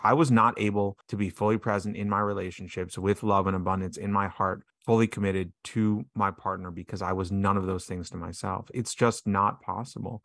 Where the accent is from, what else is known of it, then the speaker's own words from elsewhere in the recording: New York City, New York, United States; I was raised on the Upper West Side of Manhattan